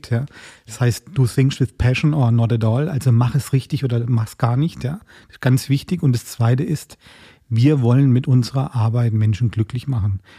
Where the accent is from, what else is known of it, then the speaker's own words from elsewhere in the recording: Baden-Württemberg, Germany; Ich komme ja eigentlich ursprünglich aus dem Schwarzwald und habe da ein paar Besuche gemacht, wo ich über Jahrzehnte nicht getan habe.